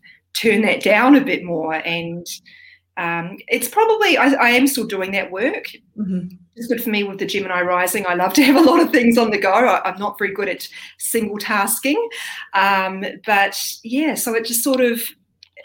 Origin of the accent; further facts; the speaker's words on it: New Zealand; also born or lived in Australia; now in New South Wales, Australia; I'm a New Zealander living in Australia.